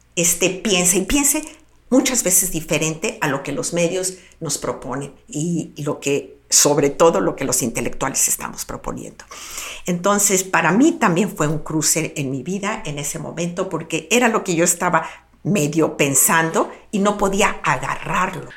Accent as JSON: {"language": "Spanish", "town": "Guadalajara", "region": "Jalisco", "country": "Mexico", "said": "soy local, soy comunicóloga y soy profesora de la Universidad de Guadalajara"}